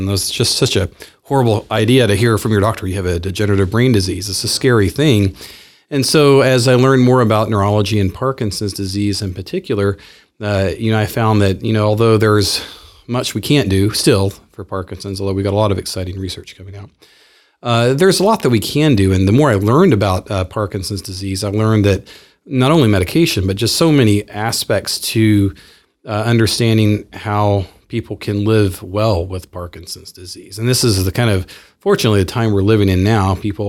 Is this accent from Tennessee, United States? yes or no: yes; Clarksville, Tennessee, United States; now in Spokane, United States; Well, I'm from Clarksville, Tennessee. So it's a town outside of Nashville, about an hour. I grew up down south. I'm a Southerner.